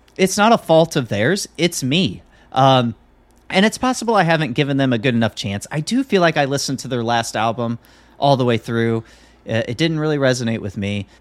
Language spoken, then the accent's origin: English; Midwest, United States; John and I, we grew up in the Midwest